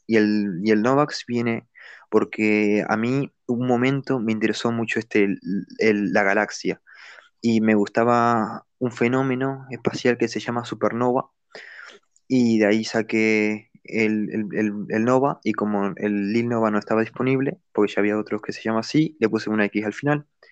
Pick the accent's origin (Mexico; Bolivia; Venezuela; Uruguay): Uruguay; moved away as an adult; now in Spain; Soy de, de eh, Uruguay, pero desde 2018 estoy viviendo en España